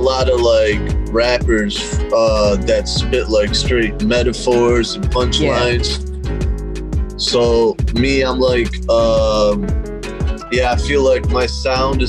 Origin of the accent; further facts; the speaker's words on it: Rochester, New York, United States; I'm from Rochester, New York.